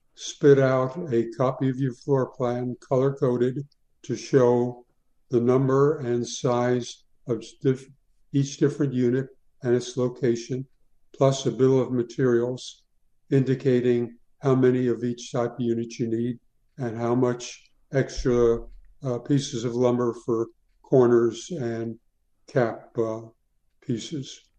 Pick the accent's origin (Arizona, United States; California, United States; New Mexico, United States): Arizona, United States; Tucson; moved away as an adult; also born or lived in New York City; now in Winter Park, United States; I was born in New York City, uh, but I grew up in Tucson, Arizona